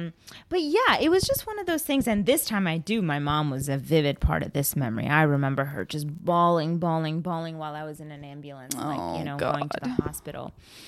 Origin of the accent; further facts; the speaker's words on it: Bangalore, Karnataka, India; born there; my uncle lives in this, like, gorgeous place in Bangalore. That's where I was born. I was born in Bangalore.